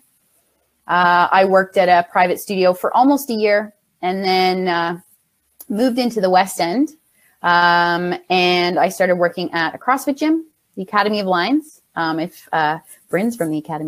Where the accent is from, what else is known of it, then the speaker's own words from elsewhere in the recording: Ontario, Canada; also born or lived in Winnipeg; now in Toronto, Canada; I'm actually from Ontario, so moving out to Winnipeg was just for school, then coming back